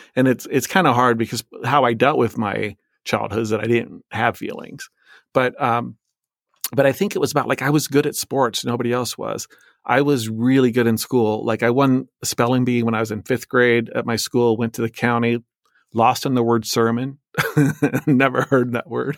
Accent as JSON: {"language": "English", "region": "Illinois side", "country": "United States", "tie": "born or raised there", "also_born_or_lived": "Iowa", "said": "I was born in Iowa, a state where I've never lived, and I say that because we lived in this p-, place called the Quad Cities, which it straddles the river in Illinois and Iowa, so I lived on the Illinois side"}